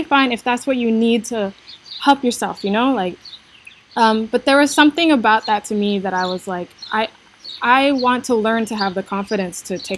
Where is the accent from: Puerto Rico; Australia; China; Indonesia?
Indonesia; moved away as an adult; also born or lived in United States; I was born and raised in Indonesia to an Indonesian mother and an American father.